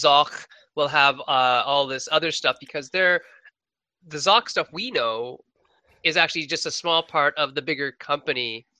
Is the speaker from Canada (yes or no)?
yes; Sault Ste. Marie, Ontario, Canada; my hometown of Sault Ste. Marie